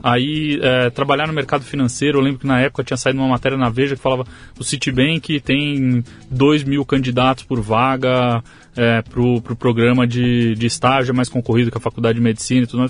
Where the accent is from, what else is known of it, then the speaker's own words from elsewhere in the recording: Arujá, São Paulo, Brazil; now in Santa Isabel, Brazil; Eu nasci em São Paulo, aqui, em capital. Tá. É, mas eu fui criado em, em Arujá, ali na, na, é, na, na região do, do Alto Tietê